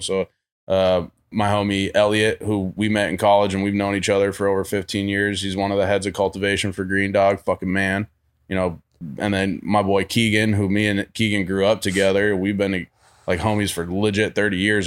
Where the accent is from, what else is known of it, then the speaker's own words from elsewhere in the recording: Vermont, United States; moved away; also born or lived in upstate New York / Houston, Texas; I'm from Vermont originally